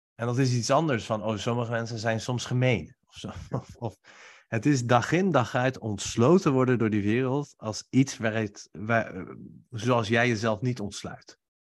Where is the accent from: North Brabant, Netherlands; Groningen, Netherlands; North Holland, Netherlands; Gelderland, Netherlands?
Gelderland, Netherlands; Nijmegen; terug naar Nijmegen, naar huis met kerst, waar ik nu ook woon.